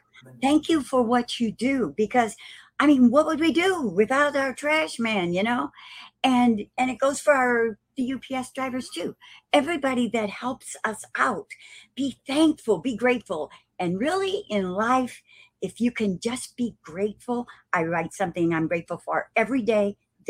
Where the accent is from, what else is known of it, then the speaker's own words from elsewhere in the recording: Perry, Missouri, United States; we're from Perry, Missouri, up north.